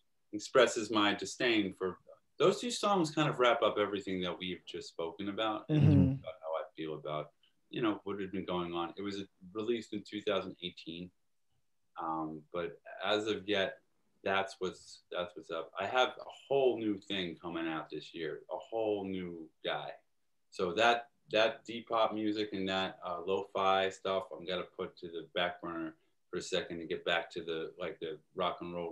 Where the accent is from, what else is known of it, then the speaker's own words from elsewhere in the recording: New York City, New York, United States; Growing up in Staten Island is... We were 25 minutes away from the city, and I would get beat up walking to the train station